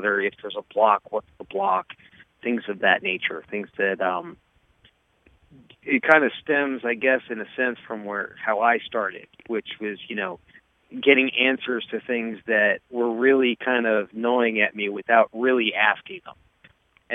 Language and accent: English; New Jersey, United States; also born or lived in Florida; now in upstate New York, United States; And I am originally from New Jersey, so I was originally thinking of moving back up there.